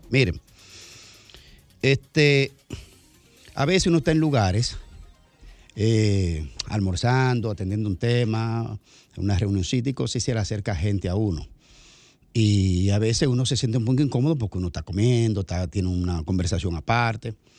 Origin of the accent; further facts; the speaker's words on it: Bahoruco, Dominican Republic; Yo que soy de la línea fronteriza también